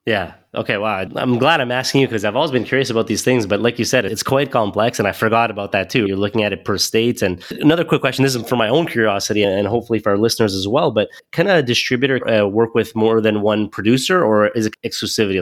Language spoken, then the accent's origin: English; Montreal, Quebec, Canada; moved away; also born or lived in Toronto; originally I'm from Montreal.